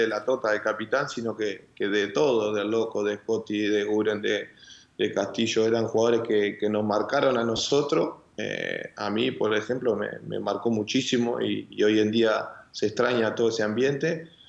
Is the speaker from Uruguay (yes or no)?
yes; Uruguay; moved away; como uruguayo